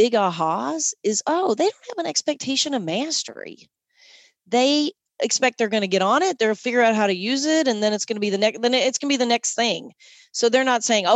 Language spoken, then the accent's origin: English; Southern Kentucky, United States; I'm from Southern Kentucky